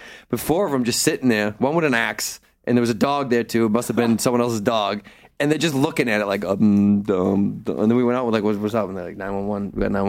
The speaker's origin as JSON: {"language": "English", "region": "the North", "country": "United States", "said": "very racist, and I'm from the North, and I walked away."}